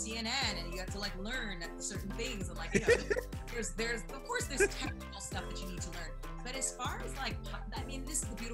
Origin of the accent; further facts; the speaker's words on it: Toronto, Ontario, Canada; moved away as an adult; now in United States; growing up in Toronto, growing up in Canada